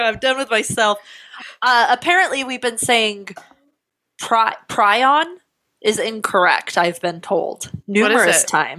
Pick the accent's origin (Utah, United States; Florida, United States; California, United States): Utah, United States; Layton; I'm from Layton, Utah. I grew up by the mountain that was full of cricks.